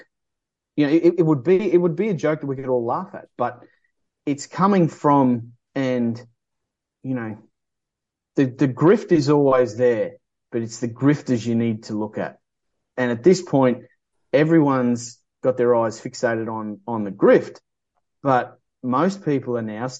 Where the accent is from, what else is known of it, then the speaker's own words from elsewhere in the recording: North Queensland, Australia; I'm originally from North Queensland